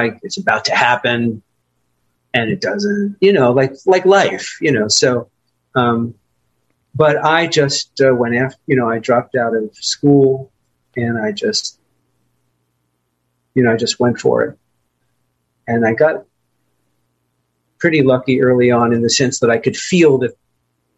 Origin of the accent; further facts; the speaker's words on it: New York City, New York, United States; also born or lived in Long Island, New York / Manhattan, New York; I was born in Brooklyn, borough of New York City. And then we did what everybody did. We moved to Long Island